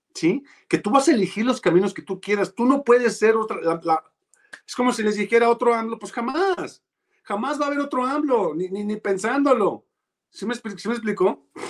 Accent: Mexico

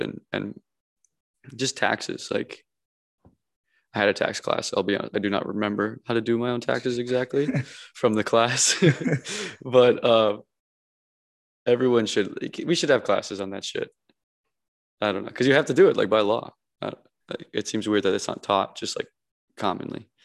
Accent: Minnesota, United States; moved away as an adult; also born or lived in Encino, California; now in Los Angeles, United States; where I grew up back home in Minnesota

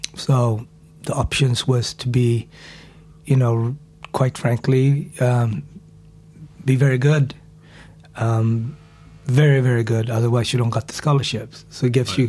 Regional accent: Sweden; moved away; I grew up in Sweden

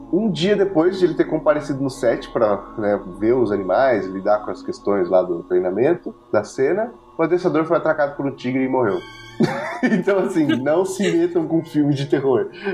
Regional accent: São José dos Campos, São Paulo, Brazil; o próprio CTA, que a gente cresceu, lá em São José dos Campos, São Paulo

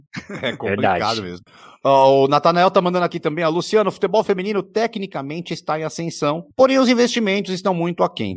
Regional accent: Jaú, São Paulo, Brazil; eu sou de Jaú

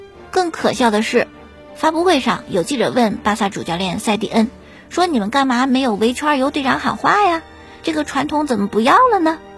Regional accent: China; 我觉得作为中国人这是应该的，每一个中国人都应该为这次的抗击新型冠状病毒感染的肺炎的疫情贡献自己的力量

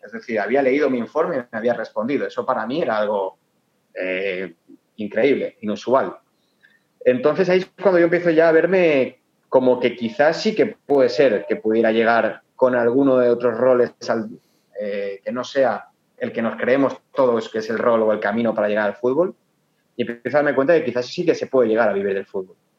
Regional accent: Torrent, Valencian Community, Spain; moved away as an adult; now in Ecuador; para Torrent, de donde soy yo

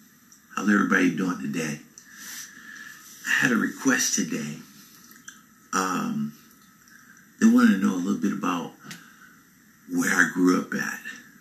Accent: San Francisco, California, United States; moved away; also born or lived in Richmond, California; I grew up in San Francisco. I lived in Richmond, and my family too. But I grew up in Fillmore in the West Side Addition.

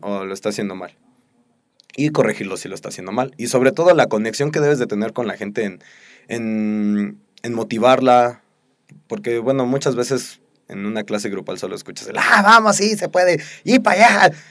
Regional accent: Mexico; nuestra sociedad como mexicanos

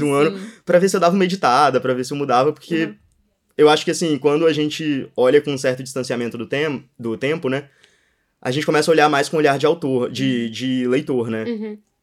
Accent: Espírito Santo, Brazil; moved away as an adult; also born or lived in Brasília; now in São Paulo, Brazil; aqui é minha terra

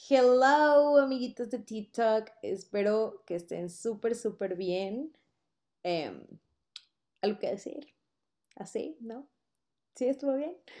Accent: Mexico City, Mexico; moved away as an adult; also born or lived in Puebla; yo soy de Ciudad de México, mi compañera aquí presente igual, y las dos nos fuimos a vivir a Puebla para estudiar la universidad allá

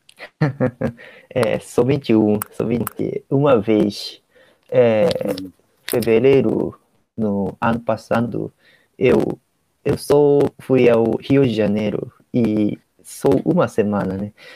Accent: Ishikawa, Japan; Portuguese is a second language; now in Tokyo, Japan; eu sou de, eu sou de Ishikawa, é, interior do Japão

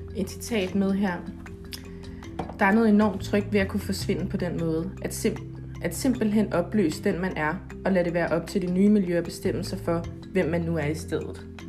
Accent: Denmark; hjemme i Danmark

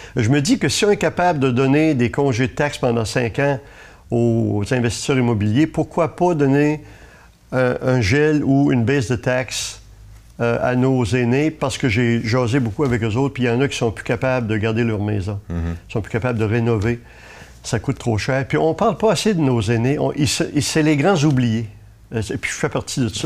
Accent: Gaspé, Quebec, Canada; Moi, je suis né à Gaspé. Ça fait que toute ma vie, j'étais à Gaspé.

